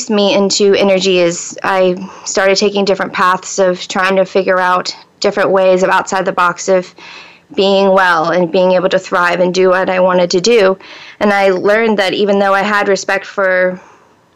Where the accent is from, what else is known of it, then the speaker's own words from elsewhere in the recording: Gainesville, Florida, United States; moved away as an adult; also born or lived in western North Carolina; I was born in Florida, and I was raised in North Central Florida, in Gainesville.